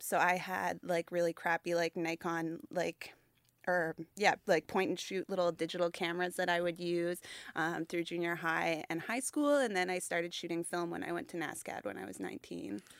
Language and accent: English; Halifax, Nova Scotia, Canada; I grew up in Halifax